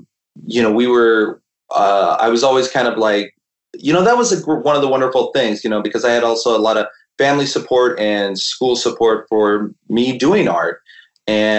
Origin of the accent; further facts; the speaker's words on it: California, United States; we grew up in California